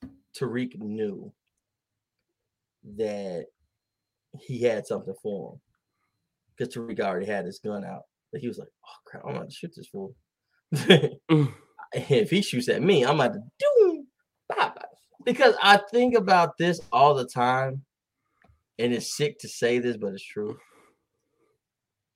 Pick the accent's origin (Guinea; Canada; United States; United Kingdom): United States; the South; I grew up in the South. I raised in the South, but I didn't know.